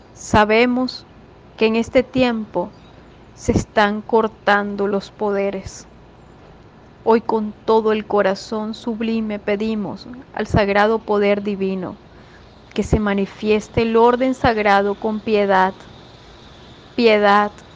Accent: Venezuela; cada uno de nosotros, todos venezolanos

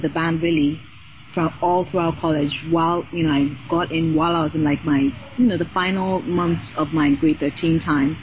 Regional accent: Nigeria; first language Yoruba; moved away as an adult; also born or lived in Canada; I went to my middle school and high school in Nigeria.

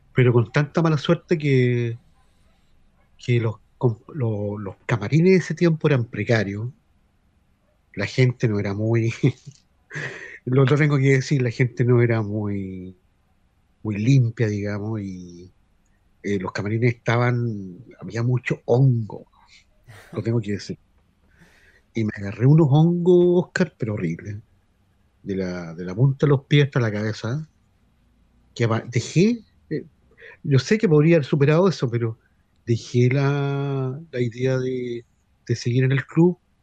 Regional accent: Concepción, Biobío, Chile; also born or lived in Brazil; Yo soy del sector de, de, de acá del centro, que es la remode-, remodelación Paiscaví, o re-, remodelación Eleuterio Ramírez

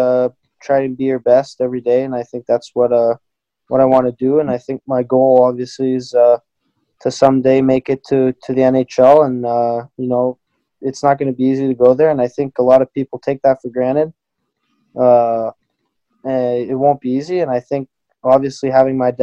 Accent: Sherbrooke, Quebec, Canada; also born or lived in United States; being from Sherbrooke

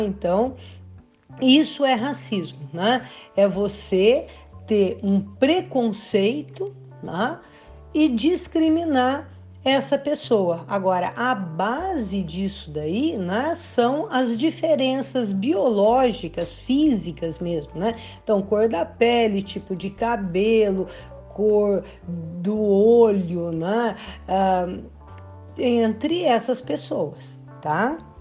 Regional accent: Brazil; nós brasileiros

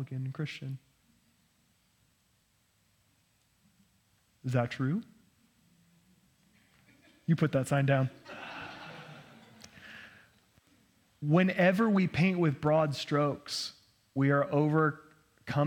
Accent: Nampa, Idaho, United States; I grew up in Nampa, and I thought Cathedral of the Rockies is where all the heretics went

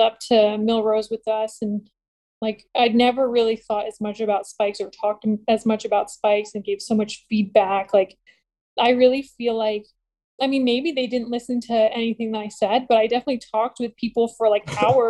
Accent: Buffalo, New York, United States; moved away as an adult; I was born in Buffalo

